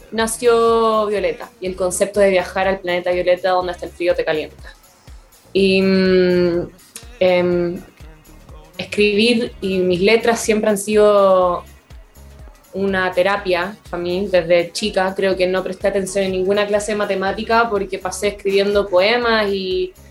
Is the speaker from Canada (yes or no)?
yes; Canada; me pude ir de Canadá porque soy canadiense también.